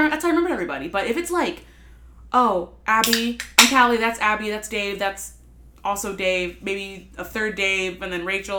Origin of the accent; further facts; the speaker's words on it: Lancaster, Pennsylvania, United States; I grew up in Lancaster.